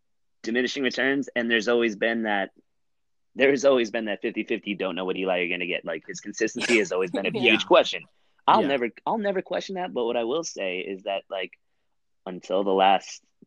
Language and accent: English; Connecticut, United States; I grew up in Connecticut